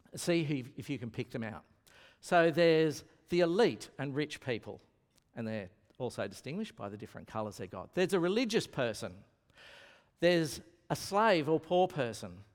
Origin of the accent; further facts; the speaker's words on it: Lismore, New South Wales, Australia; now in Brisbane, Australia; I am from Lismore